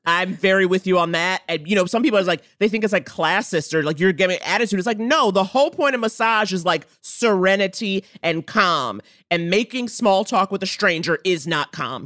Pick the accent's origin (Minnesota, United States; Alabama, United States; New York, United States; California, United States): New York, United States; New York City; I grew up in Harlem.